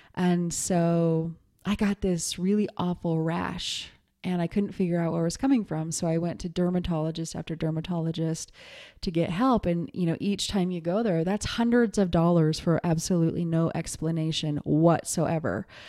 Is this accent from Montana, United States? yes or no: yes; Montana, United States; moved away as an adult; also born or lived in New York City; I was raised in Montana, but I, I moved to New York City when I was twenty